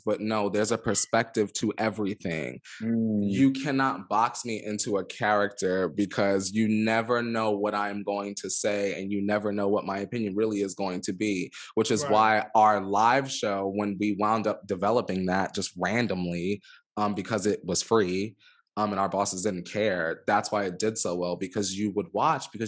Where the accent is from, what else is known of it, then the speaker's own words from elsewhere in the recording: Los Angeles, California, United States; I'm from Los Angeles